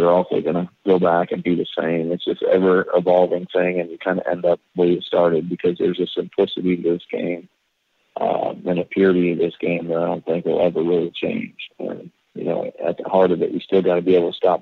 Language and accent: English; Gilbert, Arizona, United States; when I was growing up in Gilbert, Arizona